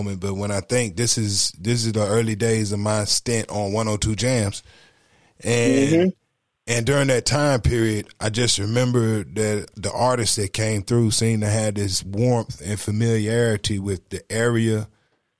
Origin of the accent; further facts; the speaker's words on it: Greensboro, North Carolina, United States; I'm from Greensboro